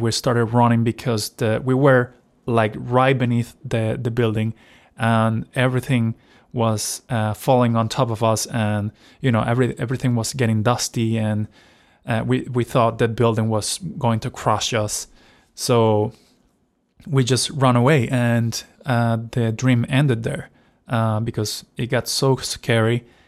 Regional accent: Venezuela; moved away; So, I am originally from Venezuela. So, I was, of course, between seven to nine years old. I was still living there

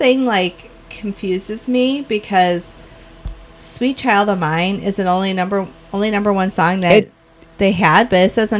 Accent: small town Illinois, United States; accent: Chicago

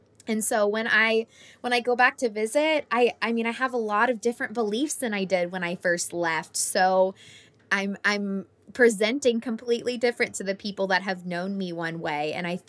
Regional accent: Florida, United States; when I go visit my hometown in Florida.

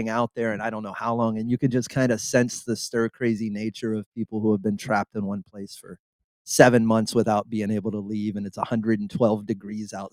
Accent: Southeast Texas, United States; a little kid from Southeast Texas

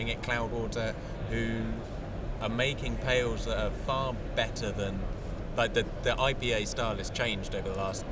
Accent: Canterbury, South East England, United Kingdom; now in Glasgow, United Kingdom; I grew up in Canterbury in Kent

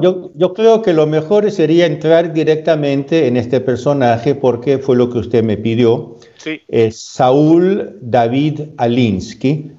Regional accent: Peru; also born or lived in Spain; now in Italy; Yo soy, yo soy peruano de, nacimiento

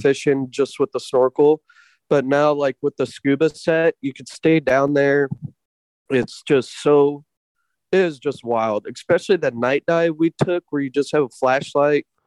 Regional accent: Anchorage, Alaska, United States; also born or lived in Redding, California / Willow, Alaska; Anchorage. So I was raised in Anchorage, South Side Anchorage.

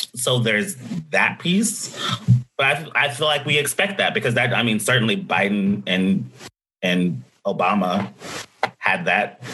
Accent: Nashville, Tennessee, United States; my hometown of Nashville

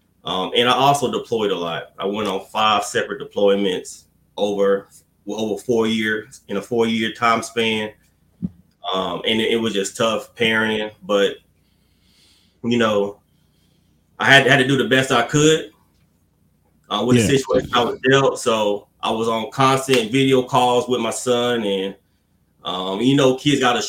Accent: Fayetteville, North Carolina, United States; my hometown, Fayetteville, North Carolina

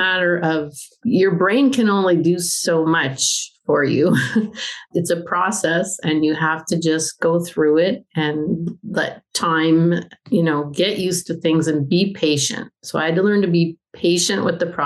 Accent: Canada; moved away as an adult; now in Albania; I am a Canadian. I'm not an Albanian.

